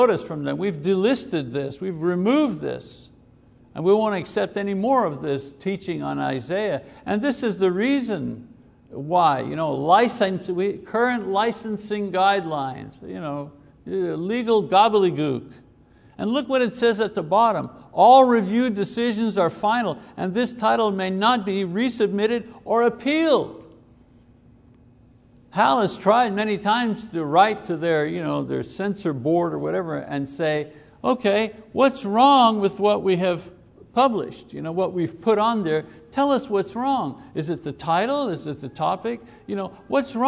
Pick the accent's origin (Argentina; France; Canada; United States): Canada; Quebec; moved away; We come from Quebec